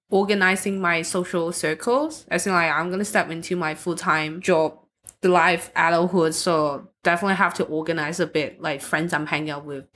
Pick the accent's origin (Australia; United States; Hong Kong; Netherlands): Hong Kong; now in Austria; I'm from Hong Kong, so we don't, most of the people, they, they don't really have a religion